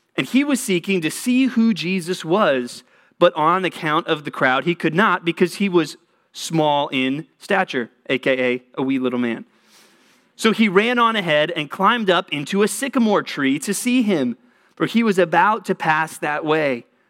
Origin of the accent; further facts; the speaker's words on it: Texas, United States; moved away; I grew up in Texas.